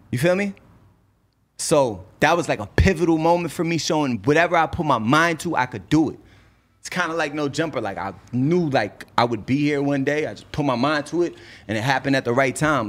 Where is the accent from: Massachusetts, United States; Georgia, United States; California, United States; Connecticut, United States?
Massachusetts, United States; Cambridge; also born or lived in Boston; I love Boston. I'm born there. I went to school there. I have influence there. But I'm from Cambridge